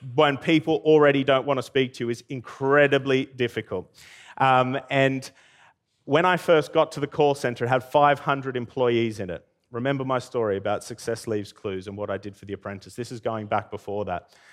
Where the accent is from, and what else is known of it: Armidale, New South Wales, Australia; also born or lived in Brisbane; now in United Kingdom